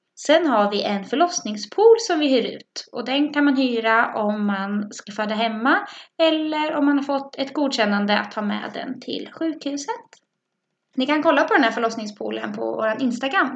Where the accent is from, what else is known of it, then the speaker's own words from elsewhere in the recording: Norrköping, Östergötland, Sweden; accent: Östgötsk; also born or lived in Bromma; now in Stockholm, Sweden; Jag kommer från Norrköping, så om det är en pipig östgötsk röst ni hör, då är det jag som pratar